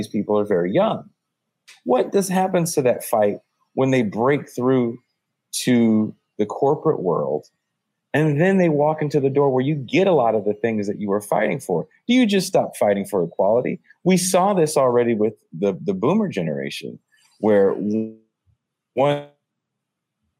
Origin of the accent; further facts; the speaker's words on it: San Francisco Bay Area, California, United States; I'm from California. I'm from the San Francisco Bay Area.